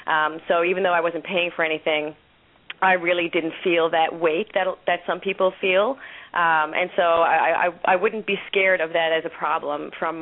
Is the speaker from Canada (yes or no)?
yes; Newfoundland and Labrador, Canada; because I'm from Newfoundland and Labrador.